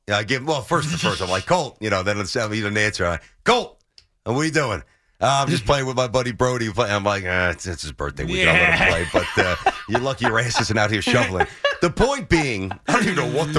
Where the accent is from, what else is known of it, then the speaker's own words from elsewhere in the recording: New York City, New York, United States; growing up in Brooklyn